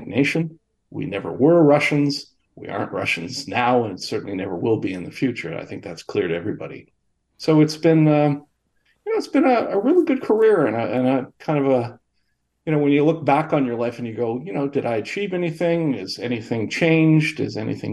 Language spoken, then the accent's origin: English; Kingston, Ontario, Canada; I was born here in Kingston, Ontario in 1953